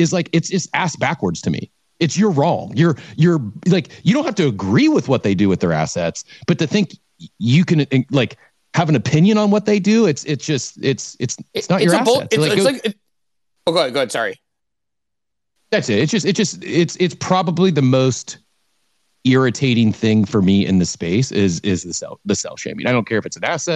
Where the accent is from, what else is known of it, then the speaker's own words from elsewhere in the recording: Midwest, United States; I grew up in the Midwest too